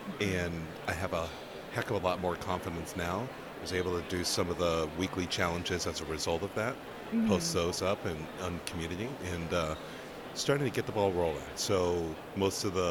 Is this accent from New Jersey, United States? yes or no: no; Portland, Oregon, United States; I'm from Portland, Oregon